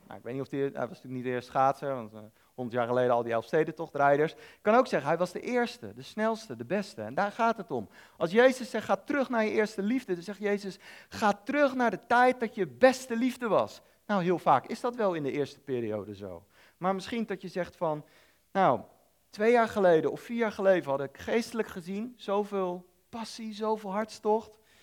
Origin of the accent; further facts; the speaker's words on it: Netherlands; ik als Nederlander